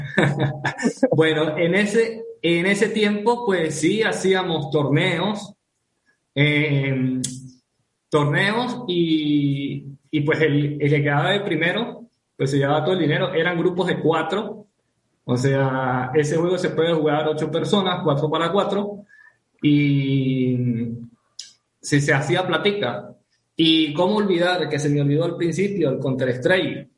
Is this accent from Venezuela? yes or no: yes; Venezuela; vivo actualmente en Venezuela, soy venezolano